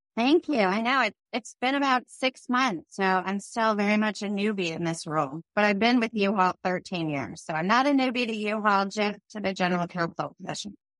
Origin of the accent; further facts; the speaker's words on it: Phoenix, Arizona, United States; also born or lived in New York; I grew up in Phoenix